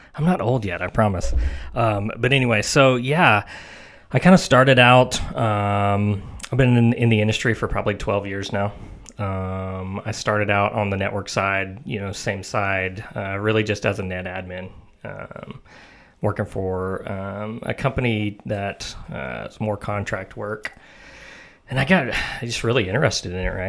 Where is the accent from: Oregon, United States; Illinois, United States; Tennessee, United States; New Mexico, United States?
Tennessee, United States; Mount Juliet; from here, um, the Mount Juliet area, uh, born and raised